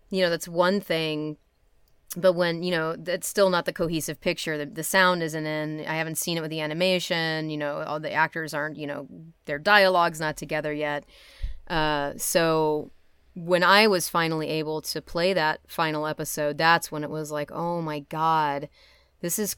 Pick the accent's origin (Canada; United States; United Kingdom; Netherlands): Netherlands; I'm from Holland.